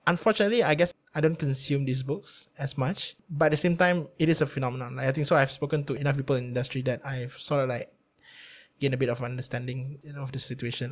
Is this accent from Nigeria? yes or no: no; Malacca City, Malacca, Malaysia; I'm not from KL, I'm from Melaka.